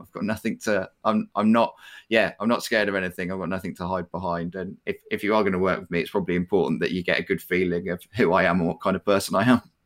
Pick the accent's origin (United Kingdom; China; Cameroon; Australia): United Kingdom; we're, we're particularly British